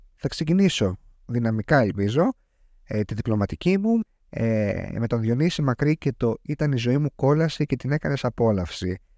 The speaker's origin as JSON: {"language": "Greek", "country": "Greece", "said": "σαν Έλληνας πολίτης"}